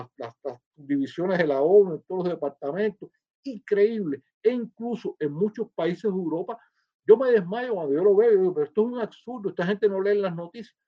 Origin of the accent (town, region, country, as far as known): Cuba; now in United States